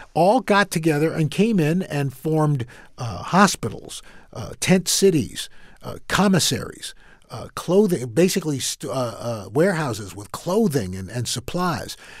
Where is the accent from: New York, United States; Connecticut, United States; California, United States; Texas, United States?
New York, United States; New York City; also born or lived in Brooklyn, New York; I am from Queens, New York. I, we lived in Brooklyn for a little bit, but most of my time was, was spent in Queens.